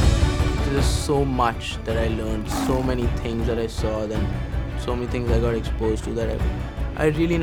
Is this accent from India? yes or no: yes; India; Growing up in India